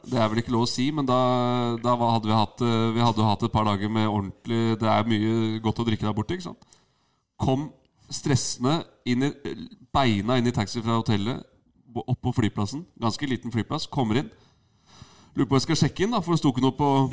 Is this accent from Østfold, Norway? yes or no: no; Asker, Akershus, Norway; Jeg er fra Asker